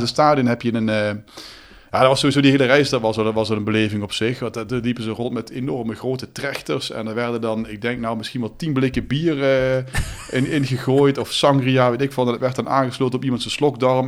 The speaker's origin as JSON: {"language": "Dutch", "country": "Netherlands", "said": "wij als Nederlanders"}